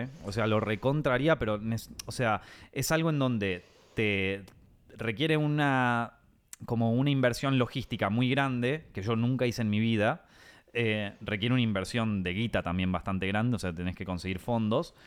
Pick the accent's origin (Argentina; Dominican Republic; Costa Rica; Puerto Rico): Argentina; moved away as an adult; now in Madrid, Spain; nosotros los argentinos